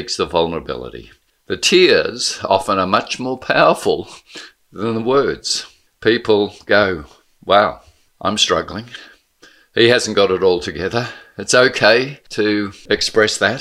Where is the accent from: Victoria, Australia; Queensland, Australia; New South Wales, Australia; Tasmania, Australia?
Victoria, Australia; Blackburn; also born or lived in St Kilda; my kids' upbringing is so profoundly different to mine in safe Blackburn, in Main Street Blackburn